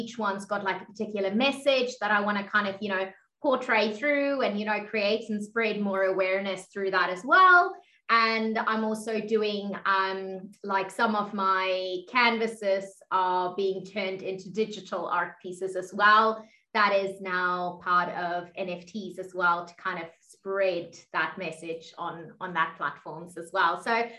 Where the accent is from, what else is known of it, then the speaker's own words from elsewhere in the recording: South Africa; also born or lived in Middle East; now in Australia; Yeah, so as Jonathan was saying, like … I'm originally from South Africa, and I've kind of lived all over the world. I spent quite a few years in the Middle East as well as in Australia, where I'm currently.